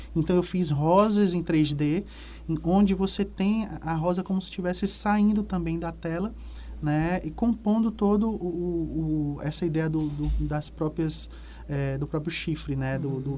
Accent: Salvador, Bahia, Brazil; moved away; also born or lived in Piauí; Salvador, que é a minha terra natal

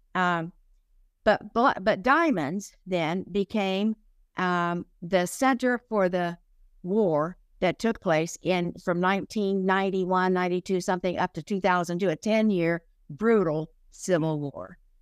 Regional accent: Oklahoma, United States; I grew up in Oklahoma.

